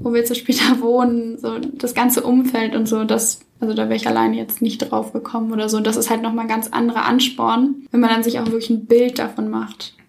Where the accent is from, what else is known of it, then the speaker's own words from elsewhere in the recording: Cologne, North Rhine-Westphalia, Germany; moved away as an adult; now in Munich, Germany; komme ursprünglich aus Köln, bin jetzt aber fürs Studium nach München gezogen